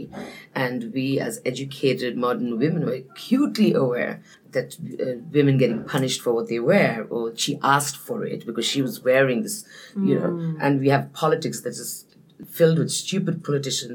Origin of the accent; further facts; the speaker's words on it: Darjeeling, West Bengal, India; I was born and raised there, but I'm Nepali. So my origins are in the beautiful Himalayan kingdom, and I grew up in Darjeeling